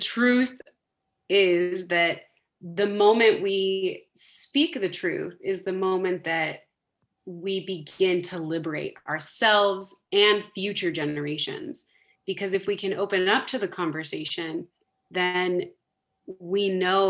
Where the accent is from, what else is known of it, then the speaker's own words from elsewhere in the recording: Southern California, United States; moved away as an adult; now in Switzerland; I'm from Southern California, born and raised, first generation on my dad's side, second generation on my mom's side.